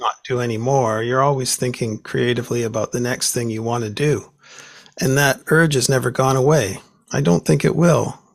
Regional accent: Vancouver, British Columbia, Canada; here in Vancouver

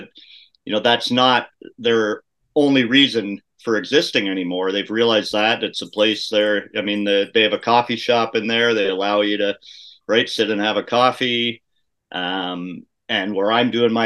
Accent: Kitchener, Ontario, Canada; my hometown, Kitchener-Waterloo

